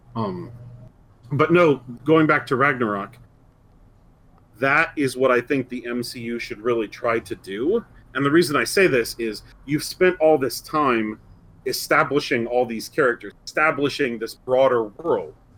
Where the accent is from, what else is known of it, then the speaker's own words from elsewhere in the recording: Indiana, United States; I'm from Indiana